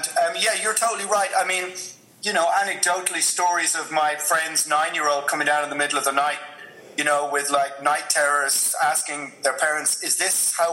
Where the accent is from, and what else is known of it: Ireland